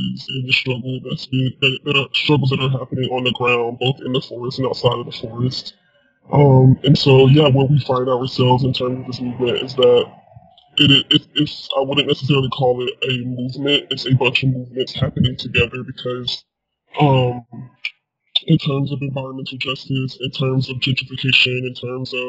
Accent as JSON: {"language": "English", "region": "South Georgia", "country": "United States", "tie": "born or raised there", "said": "born and raised in South Georgia"}